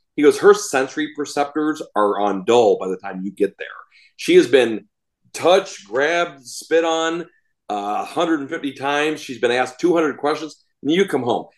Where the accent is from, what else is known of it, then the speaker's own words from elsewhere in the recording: Chicago, Illinois, United States; I grew up outside Chicago